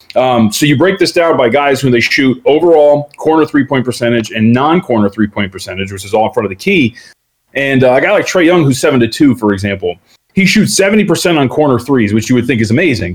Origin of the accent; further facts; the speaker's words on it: Las Vegas, Nevada, United States; also born or lived in Santa Ana, California; I, I, grew up out here in Las Vegas. I was born in Santa Ana, but my family's been here since we've been about two.